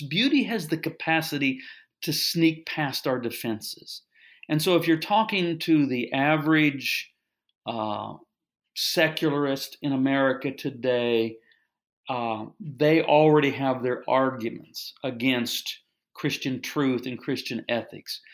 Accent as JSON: {"language": "English", "town": "Kansas City", "country": "United States", "tie": "born or raised there", "said": "I'm from the Kansas City area, so I grew up a Royals fan"}